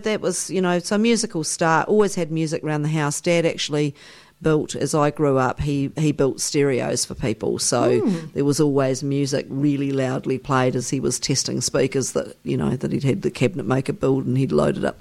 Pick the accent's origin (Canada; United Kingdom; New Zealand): New Zealand; I come from New Zealand